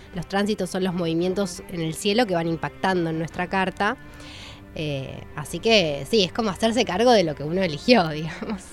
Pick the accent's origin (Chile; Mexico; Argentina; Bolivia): Argentina